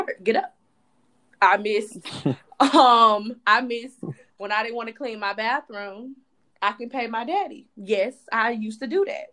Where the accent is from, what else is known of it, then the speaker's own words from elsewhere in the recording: Palm Beach, Florida, United States; moved away as an adult; now in United Arab Emirates; Before I moved, I lived at home with, you know, with my parents, which I am not ashamed of. My house had more than enough bedrooms to accommodate myself without being bothered on a day-to-day basis. And it saved me money. And I'm from Palm Beach.